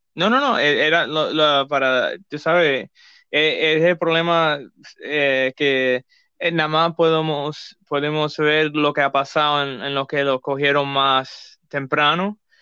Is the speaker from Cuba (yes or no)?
yes; Cuba; somos cubanos